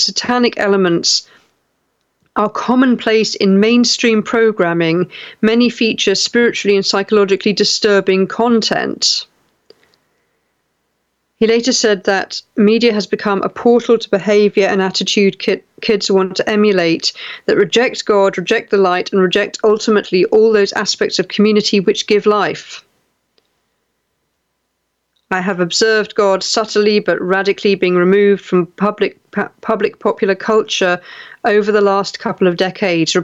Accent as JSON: {"language": "English", "area": "West Country", "region": "South West England", "country": "United Kingdom", "tie": "born or raised there", "moved": "yes", "lives_now": "South East England, United Kingdom", "said": "when I grew up in the West Country, it was wet all the time"}